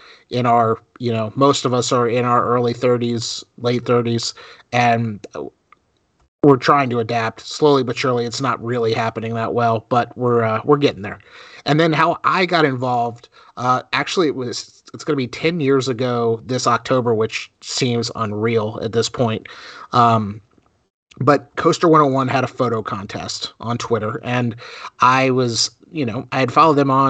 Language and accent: English; South Florida, United States; moved away; also born or lived in North Carolina; I grew up in South Florida, where Orlando was a day trip for us.